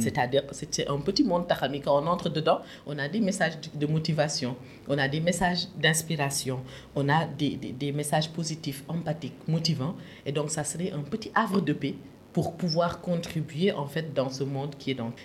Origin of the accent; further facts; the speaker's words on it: Louga, Senegal; also born or lived in Saint-Louis, Senegal; je suis née à Louga, mais je ne suis pas lougatoise